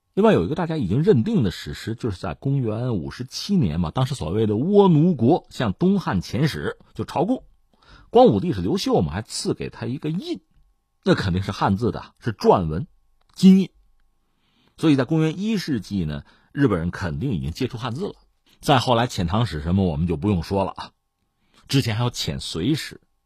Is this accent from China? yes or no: yes; China; 我们中国人经常回忆起就中学课本上都德那篇小说《最后一课》